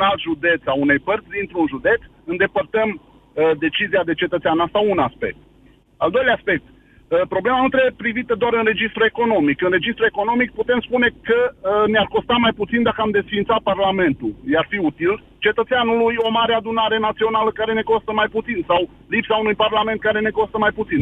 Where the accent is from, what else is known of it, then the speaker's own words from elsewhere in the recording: Arad, Arad County, Romania; Sunt român din Arad, român, român cu uh, strămoși în Bucovina